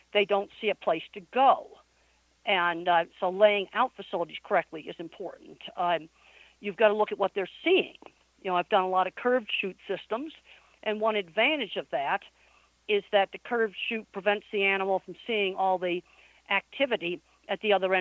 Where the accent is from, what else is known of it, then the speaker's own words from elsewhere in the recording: East Coast, United States; moved away as an adult; also born or lived in Arizona; I was raised on the East Coast